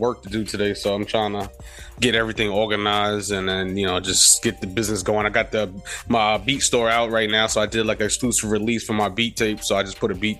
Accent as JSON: {"language": "English", "town": "New York City", "region": "New York", "country": "United States", "tie": "born or raised there", "said": "we native New Yorkers"}